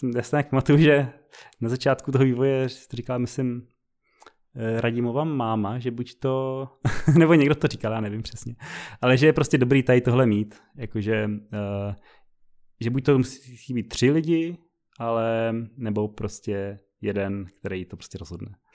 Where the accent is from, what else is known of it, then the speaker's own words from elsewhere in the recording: Brno, South Moravian Region, Czechia; moved away; jsme z Brna původně